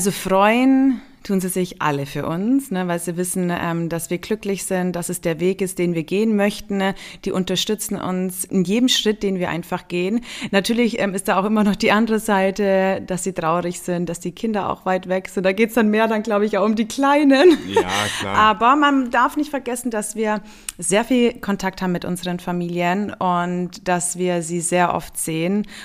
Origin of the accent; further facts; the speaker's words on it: Günzburg, Bavaria, Germany; also born or lived in Niederstotzingen, Germany; Aufgewachsen und geboren in Günzburg Günzburg. Ähm, und dann sind wir aber auch umgezogen aufs, in eine kleinere Stadt.